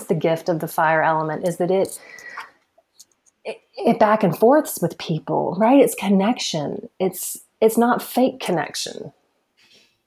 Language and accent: English; the Bible Belt, United States; I'm from the Bible Belt